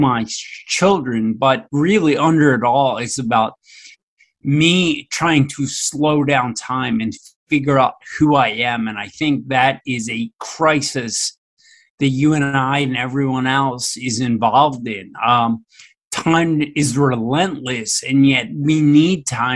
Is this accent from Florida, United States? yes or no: no; Philadelphia, Pennsylvania, United States; I grew up right in Philadelphia, Pennsylvania, in the United States